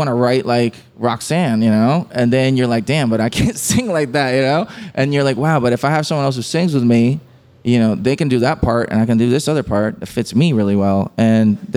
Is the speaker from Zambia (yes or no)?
no; Puerto Rico; we grew up listening to reggaeton in Puerto Rico